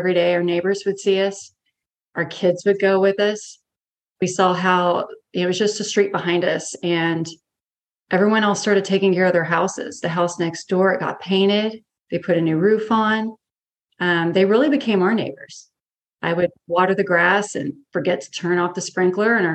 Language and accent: English; an hour north of Corpus Christi, South Texas, United States; I grew up here and then moved away closer to Corpus for a few years for college.